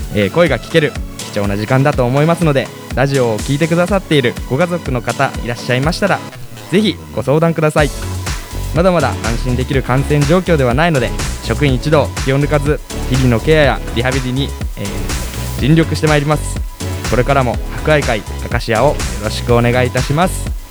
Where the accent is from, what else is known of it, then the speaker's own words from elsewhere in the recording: Makubetsu, Hokkaido, Japan; 僕も幕別生まれで幕別育ちだから